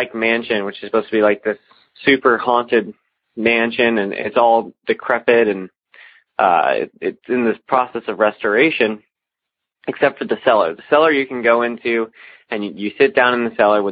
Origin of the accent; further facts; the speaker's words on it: Alton, Illinois, United States; I'm from the Alton area of Illinois